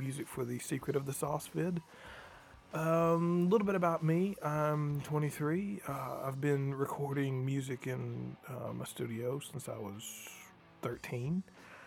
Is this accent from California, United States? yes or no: no; Booneville, Mississippi, United States; growing up in Boonville, Mississippi